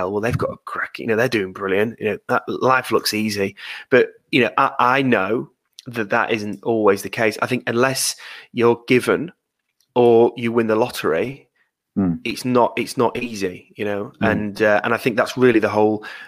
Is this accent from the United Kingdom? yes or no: yes; Yorkshire and the Humber, United Kingdom; I'm a Yorkshireman